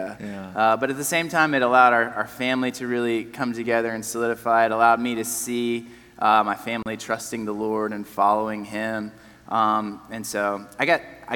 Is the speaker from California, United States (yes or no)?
no; Nashville, Tennessee, United States; I was born in Nashville, which seems to be more and more rare these days